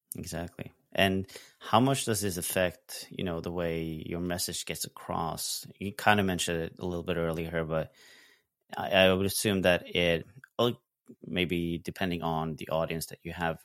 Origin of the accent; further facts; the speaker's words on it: Norway; I'm from Norway, so we do tend to speak a little bit differently in terms of intonations